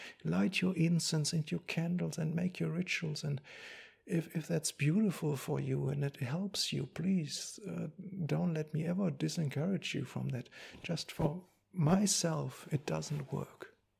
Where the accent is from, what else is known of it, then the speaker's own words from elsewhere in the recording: Germany; English is a second language; I come from Germany. I come from the after-war generation.